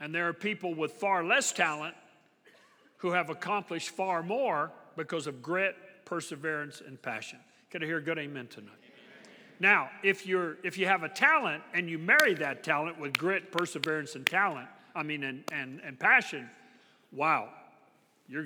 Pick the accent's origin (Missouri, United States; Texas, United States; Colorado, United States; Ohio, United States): Texas, United States; I'm from Texas